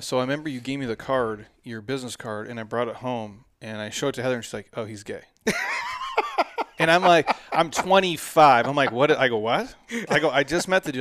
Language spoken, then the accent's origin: English; Midwest, United States; now in Scottsdale, United States; I'm a dude from the Midwest